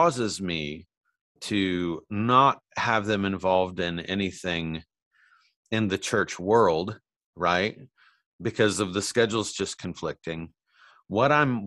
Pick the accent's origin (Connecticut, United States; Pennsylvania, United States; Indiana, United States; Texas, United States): Indiana, United States; moved away; growing up where we grew up in Indiana.